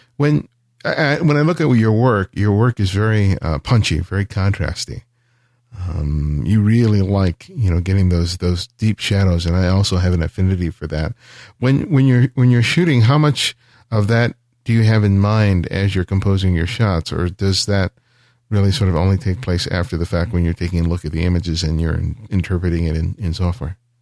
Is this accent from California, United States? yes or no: yes; Los Angeles, California, United States; I was growing up in South L